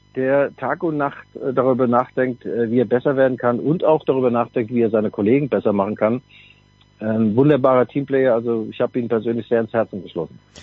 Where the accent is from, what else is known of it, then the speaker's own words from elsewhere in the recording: Mainz, Rhineland-Palatinate, Germany; Wir Mainzer, ich rede jetzt mal als Mainzer